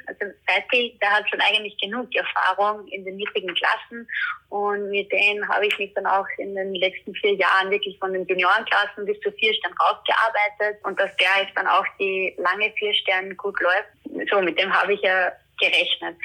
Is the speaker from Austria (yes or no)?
yes; Austria; bei uns in Österreich